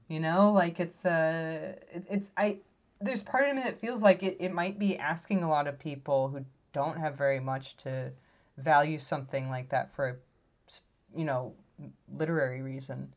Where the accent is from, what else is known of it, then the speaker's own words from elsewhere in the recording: Chicago, Illinois, United States; now in Portland, United States; I come from Chicago, which is, like, we, we see architecture as such, like, an integral part of our heritage